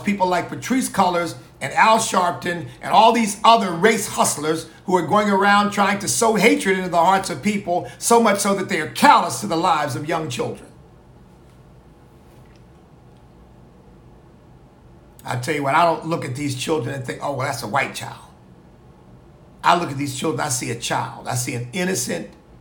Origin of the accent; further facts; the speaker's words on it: United States; I'm Black. I'm an American of African ancestry